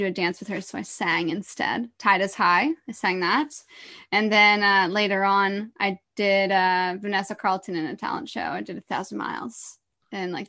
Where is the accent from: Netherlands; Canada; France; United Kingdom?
Canada; Orillia, Ontario; moved away as an adult; also born or lived in Toronto / Whistler / Vancouver; I was born in Toronto, but before I was even one, I grew up in Orillia.